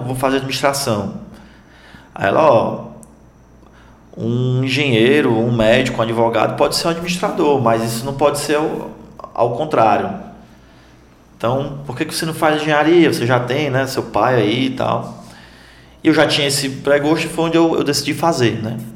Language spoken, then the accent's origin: Portuguese; Tabuleiro do Norte, Ceará, Brazil; also born or lived in United States; now in Fortaleza, Brazil; eu sou de Tabuleiro do Norte